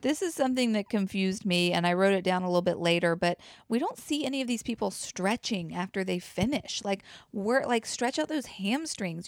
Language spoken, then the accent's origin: English; the South, United States; accent: southern; as a Southerner